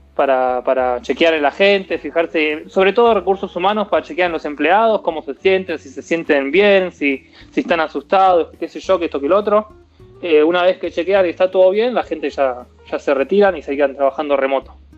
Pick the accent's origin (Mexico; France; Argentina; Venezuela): Argentina; moved away as an adult; also born or lived in Florida, United States; now in Nevada, United States; soy argentino